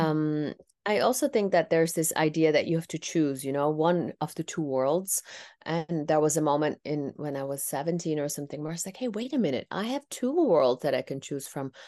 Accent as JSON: {"language": "English", "country": "Netherlands", "tie": "born or raised there", "first_language": "Tamil", "said": "I was born and raised in the Netherlands"}